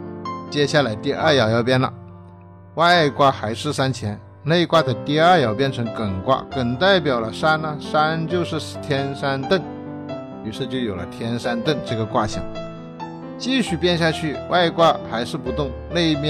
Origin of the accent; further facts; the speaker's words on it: China; 这就是我们中国人说的“物必自腐，然后重生”